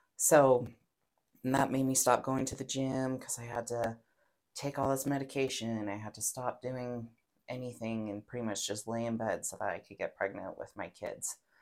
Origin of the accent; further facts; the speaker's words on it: Pocatello, Idaho, United States; I'm born and raised in Pocatello, Idaho, tiny hmm. little town.